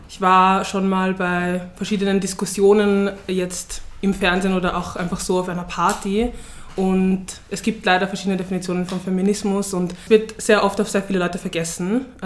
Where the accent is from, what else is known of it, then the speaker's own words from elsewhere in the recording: Vienna, Austria; Ja, aus Wien, woher kommst du wirklich? Aus Floridsdorf, willst du die Adresse wissen oder so.